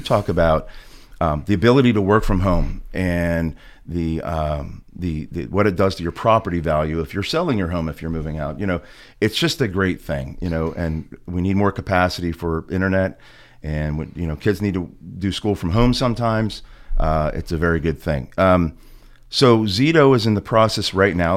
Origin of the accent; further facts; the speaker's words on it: Clearfield, Pennsylvania, United States; When I was a kid growing up in Clearfield